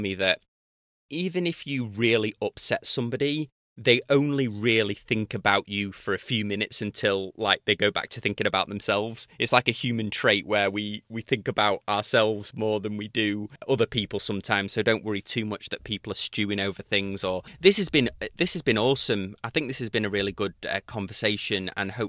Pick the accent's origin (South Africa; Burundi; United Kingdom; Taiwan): United Kingdom; accent: British; my British accent